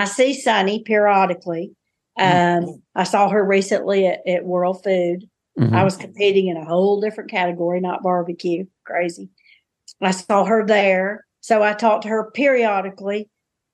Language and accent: English; the South, United States; I'm a Southerner